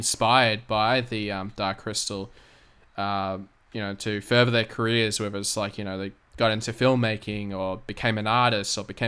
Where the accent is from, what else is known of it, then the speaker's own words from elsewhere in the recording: Australia; I'm from Australia